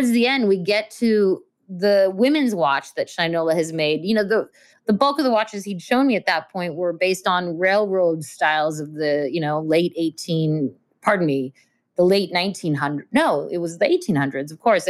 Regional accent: Russia; moved away; also born or lived in Belarus (ancestry); I was born in Russia

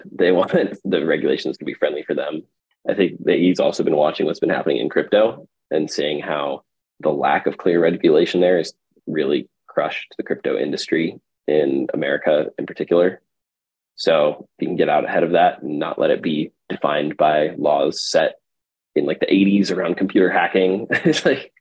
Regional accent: Texas, United States; also born or lived in California; now in New York, United States; I grew up in Texas, moved to California, and then New York

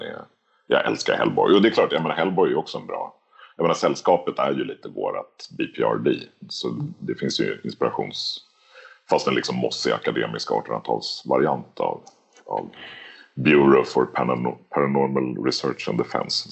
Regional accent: Lidingö, Stockholm County, Sweden; Jag är uppväxt på Lidingö i, utanför Stockholm

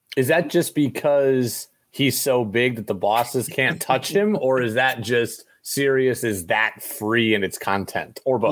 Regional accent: upstate New York, United States; I grew up in New York, but I grew up in upstate New York.

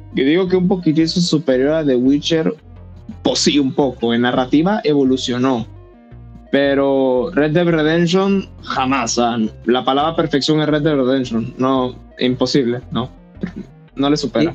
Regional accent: Almirante, Bocas del Toro, Panama; yo soy de Panamá, pero yo que ah, soy bien lejos. Yo soy de Bocas del Toro, Almirante

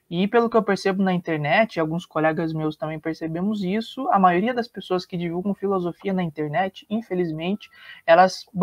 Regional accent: Paraná, Brazil; Sou aqui do Paraná.

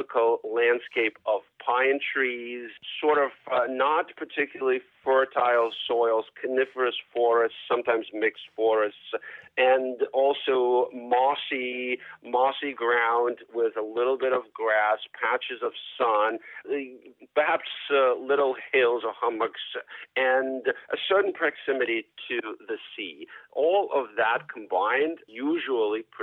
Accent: Moscow, Russia; also born or lived in Boston, United States; now in Brookline, United States; I grew up in Moscow

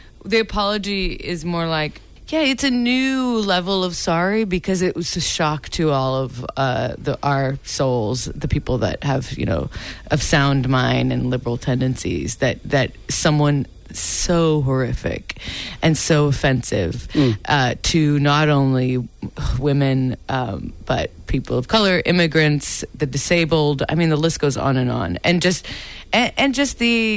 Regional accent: United States; I've always apologized for being American

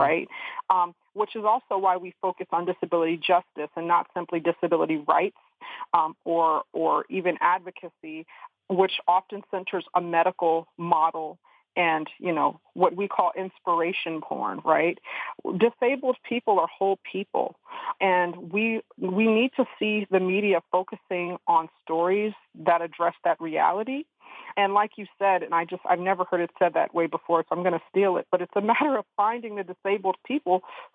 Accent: the South, United States; we're all from the South, of the South, and this is a home for us

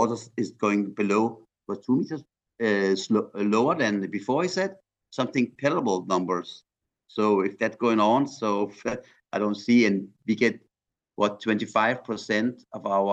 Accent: Iran; now in Denmark; I'm from Iran

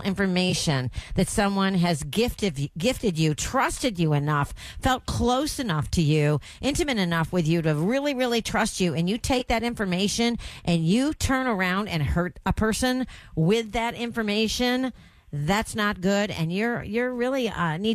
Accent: New York, United States; now in Texas, United States; growing up in New York

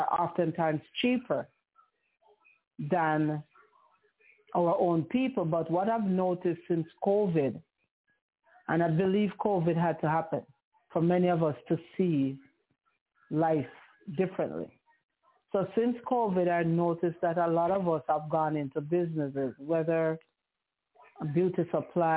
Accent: Jamaica; I'm a Jamaican, which I am

